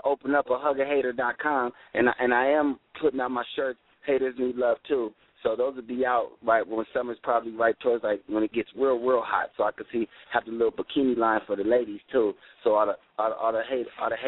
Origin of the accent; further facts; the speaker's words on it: Sacramento, California, United States; I was born in Sacramento, California